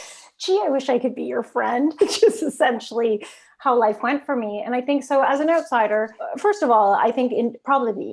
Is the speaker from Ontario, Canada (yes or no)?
yes; Toronto, Ontario, Canada; I grew up in Toronto, Canada, downtown.